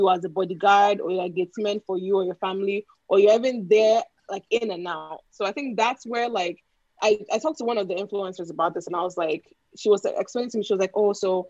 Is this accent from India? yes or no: no; Nigeria; now in United States; folks who were born and bred in Nigeria, and like we lived through